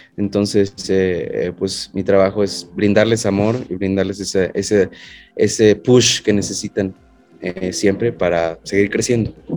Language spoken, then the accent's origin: Spanish; Mexico; Soy el primer mexicano que actúa en una de sus series.